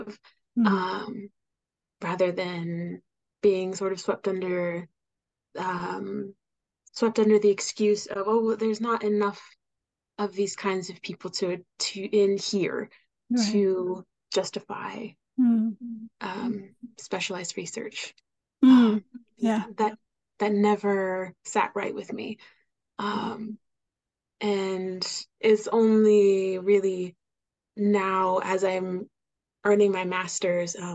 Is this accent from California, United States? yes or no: no; Oregon, United States; I was born in Oregon.